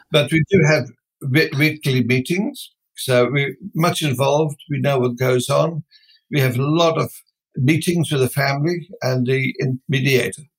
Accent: Netherlands; moved away as an adult; now in Australia; I came originally from Holland

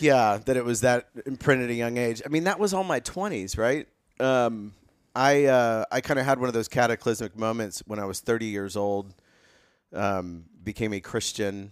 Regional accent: Carmel, Indiana, United States; moved away as an adult; also born or lived in Ethiopia; I grew up in Carmel, Indiana, right down the road from you, Johnny

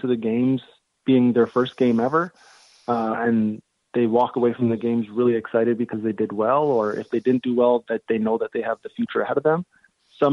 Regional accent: London, Ontario, Canada; London, Ontario, which is my hometown

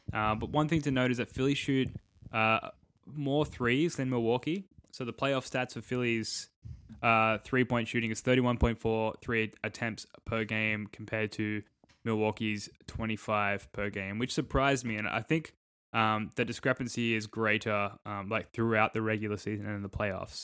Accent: Australia; I'm an Australian

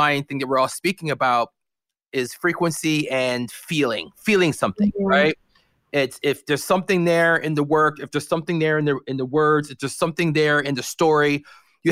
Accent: Canada; being Canadian

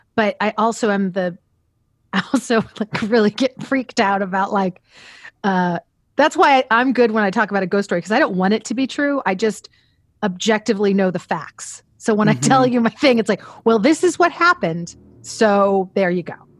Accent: Central Valley of California, United States; also born or lived in Pasadena, California; now in Los Angeles, United States; I was born in Pasadena, California. And when I was about four, both my parents are teachers and uh, they got jobs uh, in the Central Valley of California

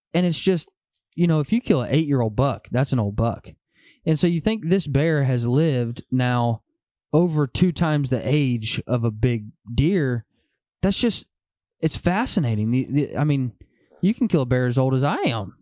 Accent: Van Buren, Arkansas, United States; also born or lived in Oklahoma City, Oklahoma; born and raised in Van Buren, Arkansas

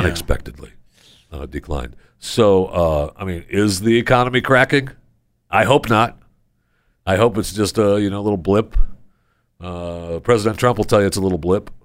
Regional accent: Michigan, United States; also born or lived in Florida / Pennsylvania / New York; now in Texas, United States; I grew up in Michigan

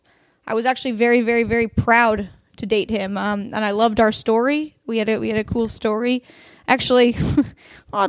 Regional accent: Oregon, United States; born or raised there; now in Los Angeles, United States

